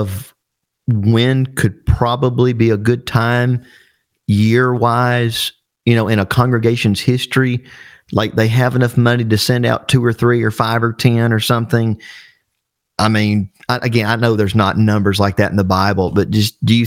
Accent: Alabama, United States; I'm from Alabama

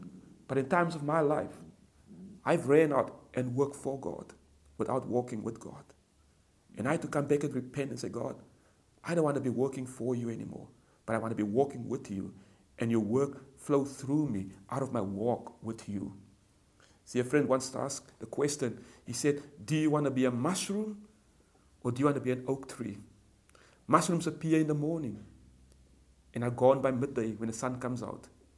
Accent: Cape Town, Western Cape, South Africa; You see, I grew up in Cape Town, in the Cape Flats, aka known the ghettos. And we were surrounded by poverty. We were surrounded by gangsters.

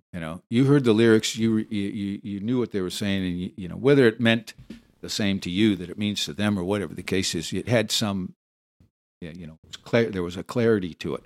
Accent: Los Angeles, California, United States; moved away as an adult; also born or lived in Hawaii; raised in, in California, in Los Angeles

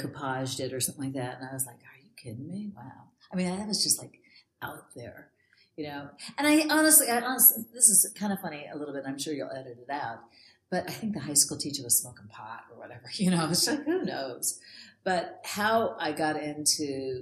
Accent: Los Angeles, California, United States; also born or lived in San Diego; I actually was born and raised in Los Angeles

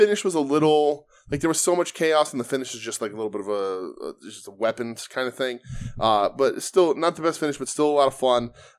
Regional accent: Pittsburgh, Pennsylvania, United States; you know that I was born and raised in Pittsburgh and trained in Pittsburgh.

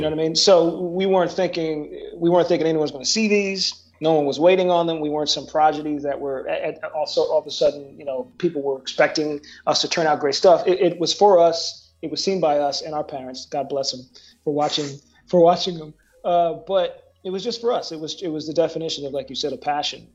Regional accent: Woodbury, Minnesota, United States; also born or lived in New Jersey; I moved to Minnesota

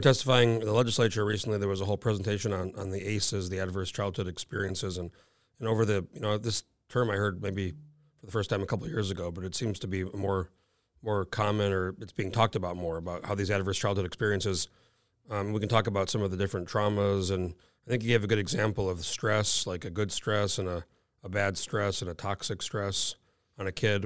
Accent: New Mexico, United States; moved away as an adult; now in Alaska, United States; I'm from New Mexico.

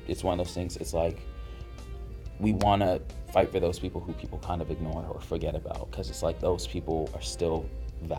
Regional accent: Boston, Massachusetts, United States; I grew up in Dorchester

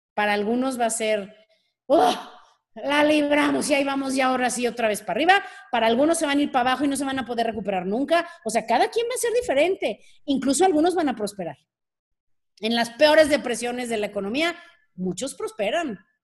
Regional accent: Mexico; como mexicanos

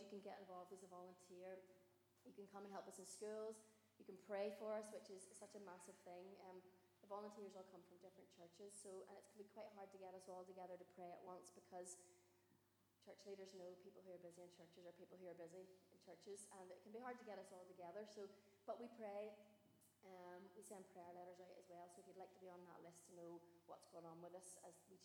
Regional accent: Carrickfergus, Northern Ireland, United Kingdom; I'm just ordinary from Carrick

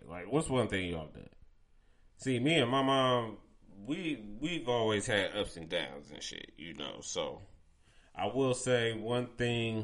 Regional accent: Pickerington, Ohio, United States; I grew up around in Pickerington

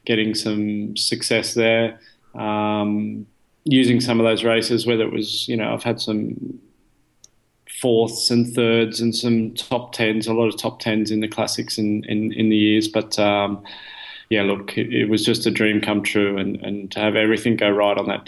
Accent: Australia; moved away as an adult; now in Belgium; I'm Australian

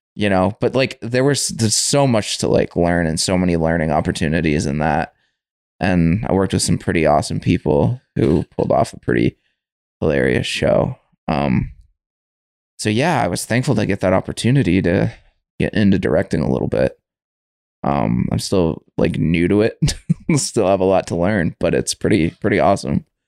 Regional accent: Windham, United States; moved away as an adult; I grew up in Wyndham, so that's kind of my home base until we moved out here

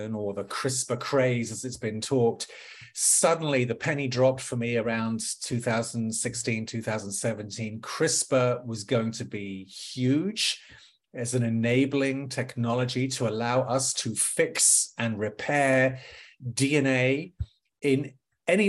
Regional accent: London, United Kingdom; moved away as an adult; also born or lived in Watford; now in Washington, D.C., United States; born and raised in Northwest London

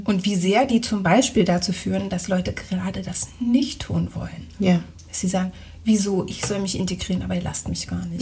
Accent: Germany; moved away; ich ja Kartoffel bin

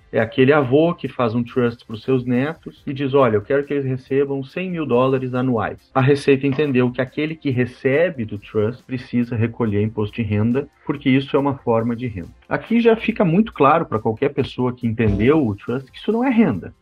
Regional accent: Passo Fundo, Rio Grande do Sul, Brazil; accent: gaúcho; now in Porto Alegre, Brazil; Sou, sou gaúcho. Eu sou, eu sou gaúcho de Passo Fundo

